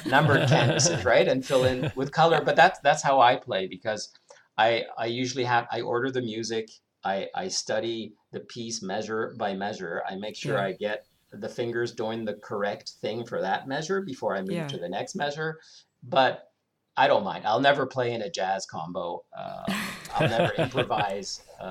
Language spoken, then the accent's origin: English; Canada; moved away as an adult; now in Germany; growing up in Canada